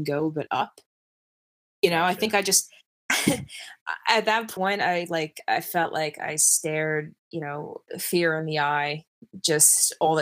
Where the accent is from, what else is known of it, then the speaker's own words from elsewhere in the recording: New York City, New York, United States; I grew up in Brooklyn, so I used to watch you know, the New York City Marathon runners like run by and everything